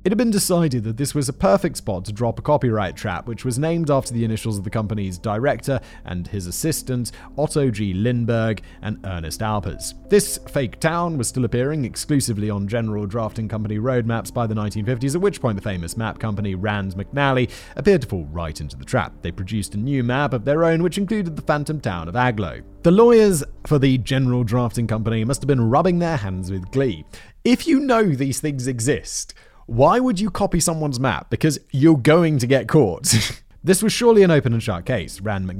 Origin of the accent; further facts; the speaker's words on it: Rotherham, Yorkshire and the Humber, United Kingdom; Back when I was a teenager growing up in Rotherham, I used to hang around with a group of reprobates in a place we called Happy Corner.